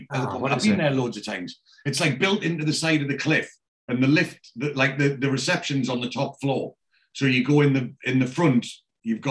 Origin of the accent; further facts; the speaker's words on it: Newcastle upon Tyne, North East England, United Kingdom; now in South of England, United Kingdom; as a Geordie